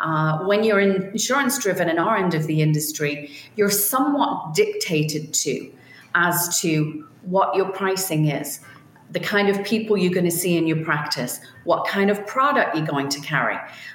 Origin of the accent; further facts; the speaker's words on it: Liverpool, North West England, United Kingdom; born there; I was born in Liverpool, England.